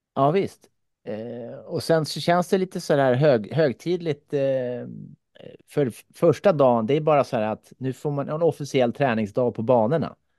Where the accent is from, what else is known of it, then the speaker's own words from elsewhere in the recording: Finland; moved away; jag kommer från Finland